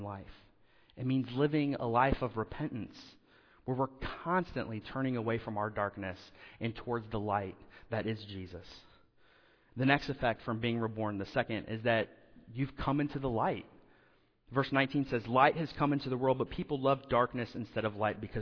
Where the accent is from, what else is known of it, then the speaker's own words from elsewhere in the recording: Indiana, United States; moved away; where I grew up in Indiana, homes have basements